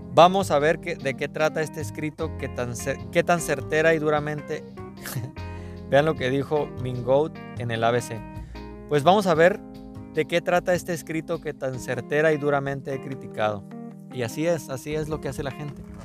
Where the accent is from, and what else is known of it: Mexico